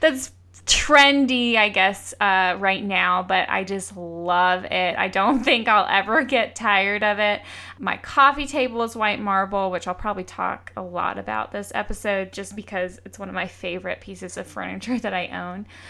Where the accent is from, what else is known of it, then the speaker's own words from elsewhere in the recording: Georgia, United States; I grew up in Georgia, so little southern touches are, I think, are really quaint and remind me of home